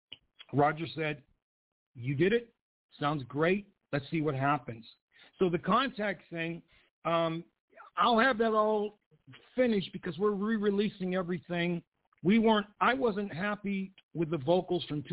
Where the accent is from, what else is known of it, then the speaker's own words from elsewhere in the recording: Pennsylvania, United States; moved away; I grew up in the bluesiest part of Pennsylvania you could ever grow up in. I grew up on Lee Avenue